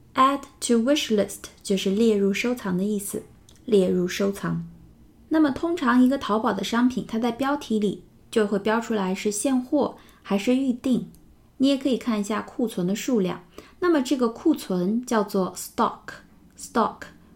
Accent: China; 我们中国人的名字呢都没有 middle name 这个说法

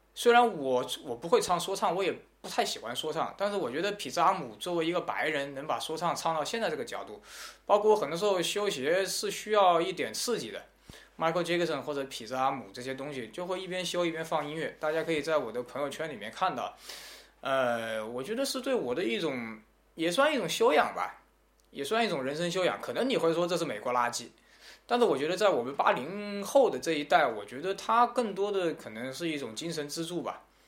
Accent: China; 我们中国人

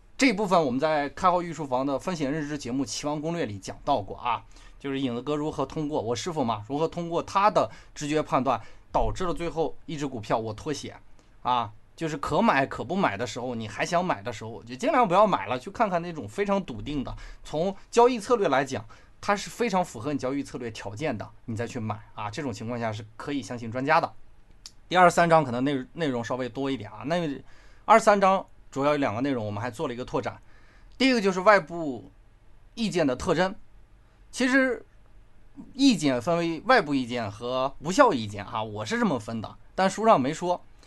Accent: China; 我们中国人

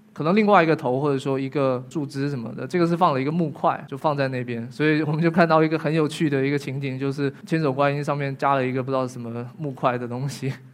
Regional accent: Fujian, China; 我们福建的

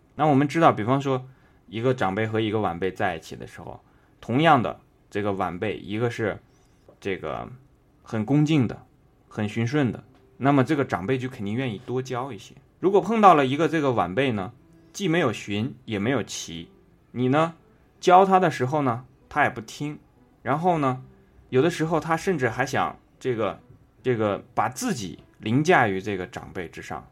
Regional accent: China; 我们中国人

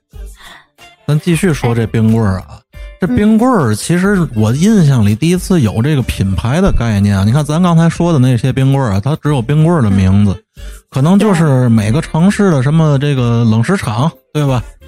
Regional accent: Tianjin, China; 我们天津这个什么和平路，滨江道那块儿

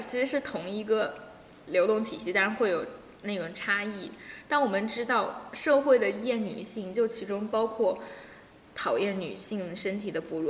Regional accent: China; 我们中国人到国外

